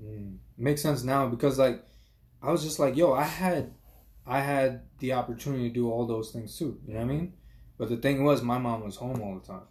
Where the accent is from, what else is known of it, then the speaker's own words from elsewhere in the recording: New York City, New York, United States; I grew up in uh, Flushing